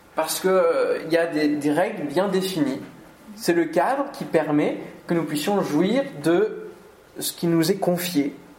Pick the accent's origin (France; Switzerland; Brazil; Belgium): France; Normandy; now in Antony, France; je suis normand quand même d'origine